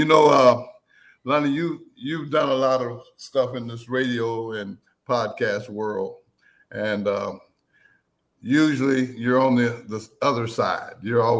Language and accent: English; Greenville, Texas, United States; moved away; my hometown of Greenville, Texas. Very proud of Greenville, Texas. I'm proud to be from Greenville, Texas.